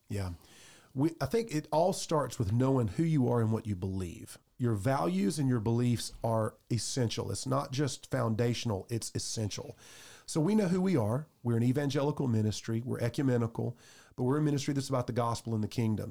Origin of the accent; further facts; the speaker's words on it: Clemson, South Carolina, United States; I grew up right there in Clemson